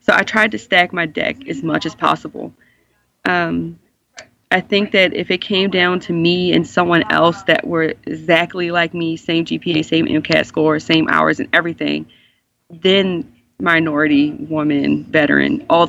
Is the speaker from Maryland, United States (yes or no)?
yes; Baltimore, Maryland, United States; I'm from Baltimore. My family's here.